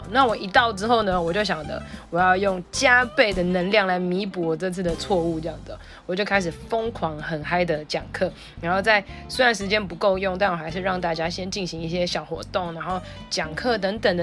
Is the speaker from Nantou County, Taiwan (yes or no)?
no; Taipei, Taiwan; 虽然我是台北人，但是我会在全台湾很多不同的城市工作